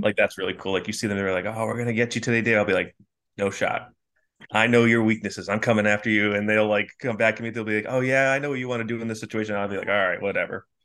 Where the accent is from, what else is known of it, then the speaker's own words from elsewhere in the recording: North Kingstown, Rhode Island, United States; I'm from North Kingstown.